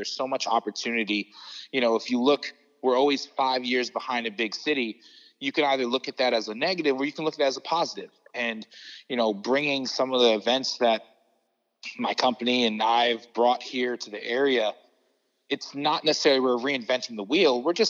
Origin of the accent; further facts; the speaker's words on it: United States; moved away; also born or lived in New Jersey; I grew up in New York, New Jersey. I'm Filipino and Puerto Rican.